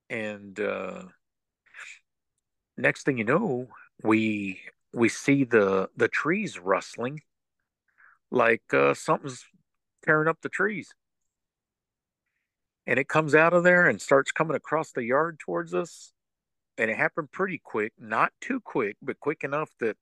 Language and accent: English; West Texas, United States; moved away as an adult; now in East Texas, United States; I'm originally from West Texas